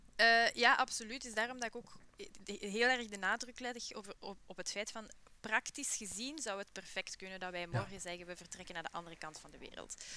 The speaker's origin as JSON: {"language": "Dutch", "town": "Buken", "region": "Flanders", "country": "Belgium", "tie": "born or raised there", "said": "opgegroeid in Buke City"}